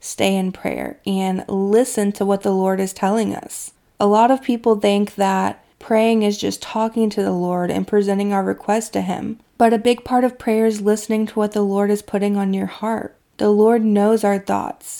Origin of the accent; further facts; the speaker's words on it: Kentucky, United States; my hometown in Kentucky